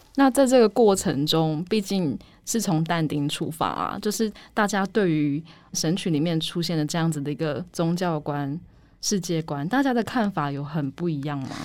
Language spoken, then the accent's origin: Chinese; Taiwan; 我们是出生于台湾的嗯。艺术创作者嘛